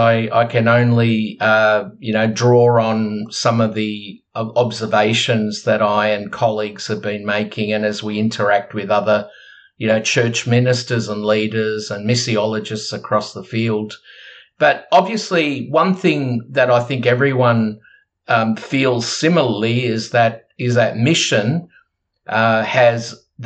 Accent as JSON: {"language": "English", "country": "Australia", "said": "We're Australian, but we actually are part of a global movement"}